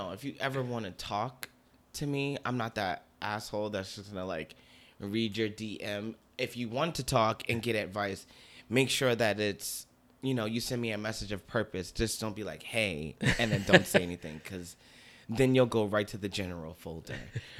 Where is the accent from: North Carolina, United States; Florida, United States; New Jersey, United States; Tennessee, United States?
New Jersey, United States; Newark; now in Bronx, United States; And I'm from Newark.